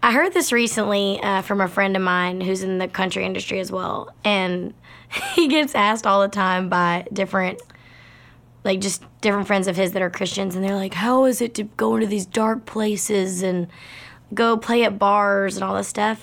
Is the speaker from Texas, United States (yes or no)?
yes; Baytown, Texas, United States; I grew up in Baytown, Texas, which is outside of Houston